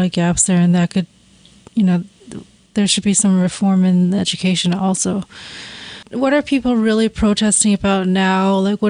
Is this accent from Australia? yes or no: no; Canada; moved away; I grew up in Canada